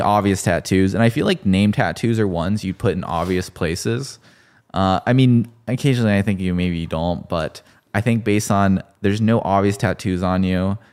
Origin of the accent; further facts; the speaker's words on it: Texas, United States; I played football 'cause I grew up in Texas